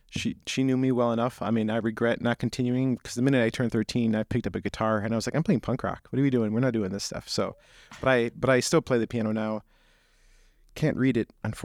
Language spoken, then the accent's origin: English; Syracuse, New York, United States; I grew up outside Syracuse, New York, in kind of a rural community